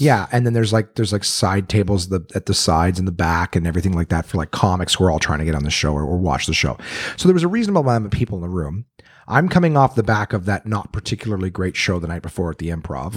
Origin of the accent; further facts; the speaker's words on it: Canada; now in United States; I'm a Canadian